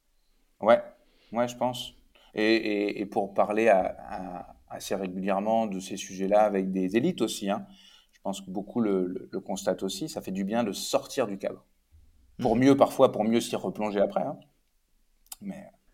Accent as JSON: {"language": "French", "town": "Rouen", "region": "Normandy", "country": "France", "tie": "born or raised there", "also_born_or_lived": "Paris / Quebec", "moved": "as an adult", "said": "je suis né et j'ai grandi à côté de Rouen"}